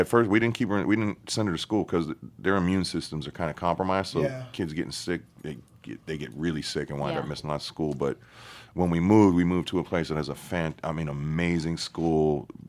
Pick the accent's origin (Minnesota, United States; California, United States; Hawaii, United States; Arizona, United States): California, United States; You know, I was growing up in Cali, even though born out here and whatnot.